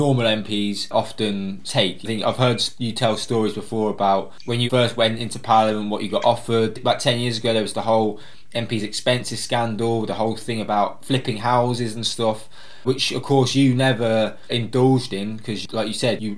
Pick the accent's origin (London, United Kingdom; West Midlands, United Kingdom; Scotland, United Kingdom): West Midlands, United Kingdom; Coventry; moved away; I'm from Coventry originally. I grew up